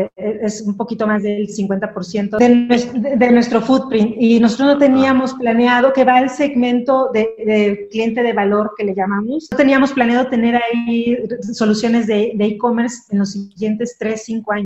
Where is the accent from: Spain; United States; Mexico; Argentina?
Mexico; como mexicana, estoy muy orgullosa, primero de ser mexicana